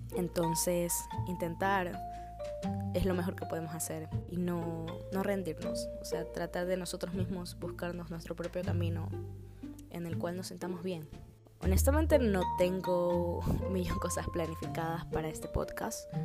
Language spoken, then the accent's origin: Spanish; Guayaquil, Guayas, Ecuador; now in Chicago, United States; resido actualmente en la ciudad de Chicago, en Estados Unidos, pero soy originaria de Guayaquil, Ecuador